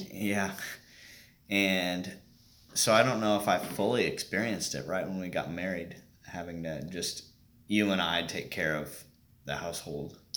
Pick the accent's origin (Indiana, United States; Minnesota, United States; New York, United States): Indiana, United States; Bainbridge; I am from a, a small town out uh, west of Indianapolis, Bainbridge